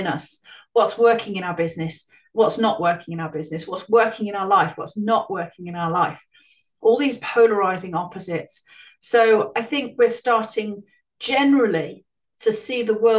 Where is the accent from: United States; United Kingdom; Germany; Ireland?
Ireland; moved away; I ended up moving back to Ireland with my mother or emigrating to Ireland for many years throughout my school and early teenage years